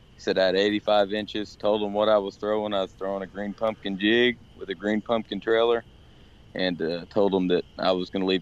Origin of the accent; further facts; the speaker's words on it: Linton, Indiana, United States; I am from Linton, Indiana